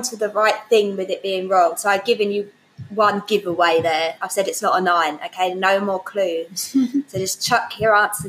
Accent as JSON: {"language": "English", "region": "England", "country": "United Kingdom", "said": "we're English"}